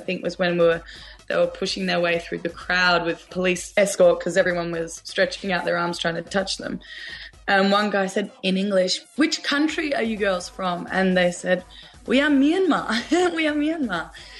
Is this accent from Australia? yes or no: yes; Australia; I'm an Australian singer and dancer.